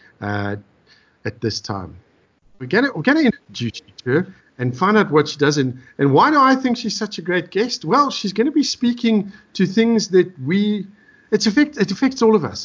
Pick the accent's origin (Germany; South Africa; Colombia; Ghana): South Africa; Benoni, Gauteng; now in Pretoria, South Africa; Benoni born and bred behind the Boerewors curtain. But I live now in Pretoria East as well.